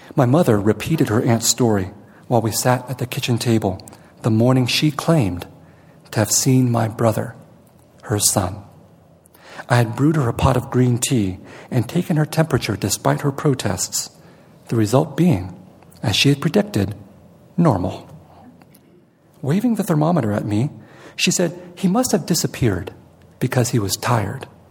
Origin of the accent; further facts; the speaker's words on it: San Jose, California, United States; also born or lived in Vietnam; I'm from San Jose